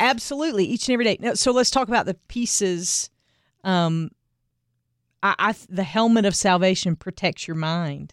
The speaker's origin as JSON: {"language": "English", "area": "the Bible Belt", "region": "the South", "country": "United States", "tie": "born or raised there", "said": "I grew up in the Bible Belt, going to church every Sunday and doing the things"}